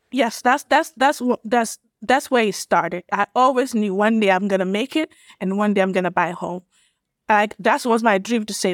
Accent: Gambia; born or raised there; moved away as an adult; also born or lived in Illinois, United States / Atlanta, Georgia, United States; now in United States

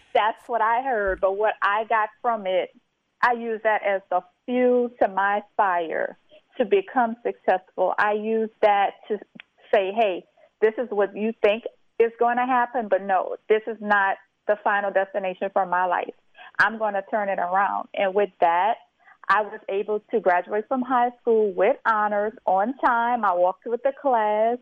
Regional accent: St. Martinville, Louisiana, United States; I am originally from St. Martinville, Louisiana

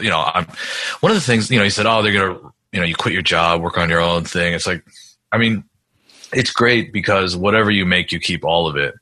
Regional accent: New York, United States; moved away; I grew up in New York

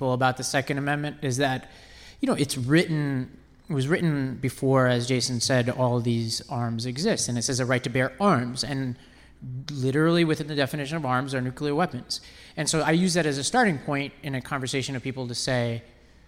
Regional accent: New York City, New York, United States; moved away as an adult; also born or lived in Nashville / Mississippi; I grew up in Staten Island

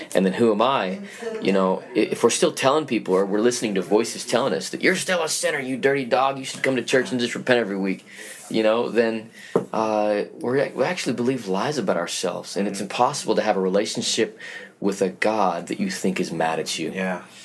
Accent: Salt Lake City, Utah, United States; moved away; I was born and raised in Salt Lake City, Utah.

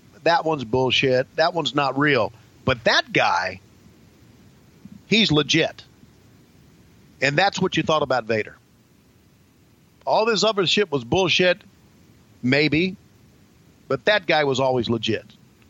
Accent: Virginia, United States; a wrestling fan growing up in Virginia, just like I was.

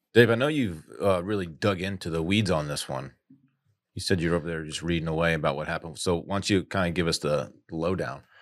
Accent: United States; I'm American

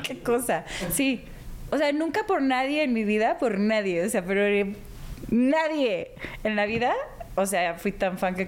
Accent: Guadalajara, Jalisco, Mexico; also born or lived in Houston, United States / Hermosillo, Mexico; yo me crié realmente. Estuve tres años en Hermosillo y luego el resto de mi infancia y adolescencia en Guadalajara

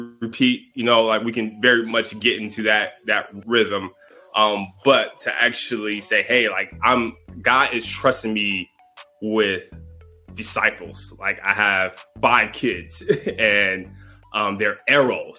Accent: Detroit, Michigan, United States; I grew up in Detroit, Michigan, in the inner city

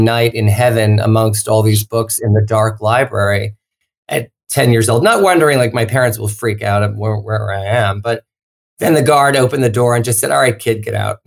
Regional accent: Long Island, New York, United States; I grew up in Long Island outside of New York City and, suburbia

